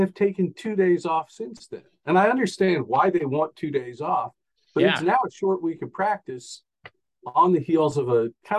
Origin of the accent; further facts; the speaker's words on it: New Orleans, Louisiana, United States; I grew up in New Orleans. The house we lived in was around the corner from Tulane Stadium